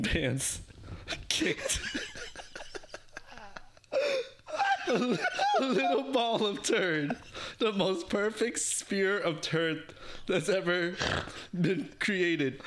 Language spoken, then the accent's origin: English; New York City, New York, United States; born or raised there; English is a second language